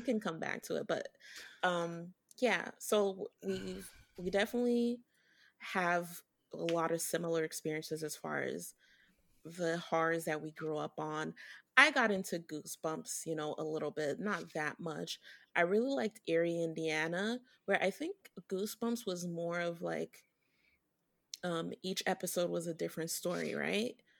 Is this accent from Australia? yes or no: no; Haiti; now in Brooklyn, United States; I grew up in Haiti, so I, l, I, I was born here, I was born here in Brooklyn, but I lived in Haiti